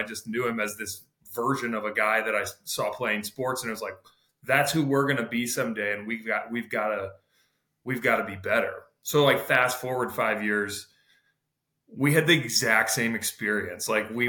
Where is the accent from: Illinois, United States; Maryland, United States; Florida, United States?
Illinois, United States; Eureka; as a kid growing up in Eureka, like your eyes are kind of always like